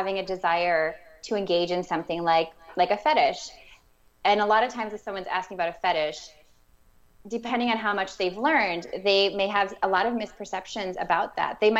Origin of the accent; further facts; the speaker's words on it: Minnesota, United States; I am from Minnesota